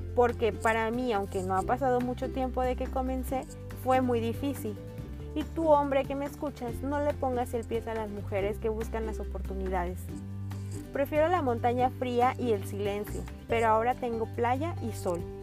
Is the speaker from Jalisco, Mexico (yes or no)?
yes; Guadalajara, Jalisco, Mexico; moved away as an adult; now in Puerto Vallarta, Mexico; Soy tapatía, aunque el destino me trajo a Puerto Vallarta ya hace más de 10 años